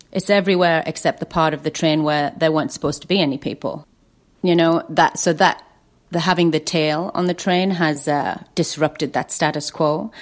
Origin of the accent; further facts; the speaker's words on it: Lake District, North West England, United Kingdom; I grew up in the Lake District